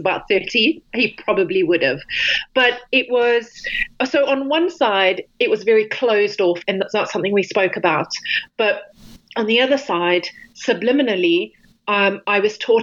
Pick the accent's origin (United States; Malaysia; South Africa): South Africa; originally, I grew up in South Africa, and we, along the beach, we never had shoes on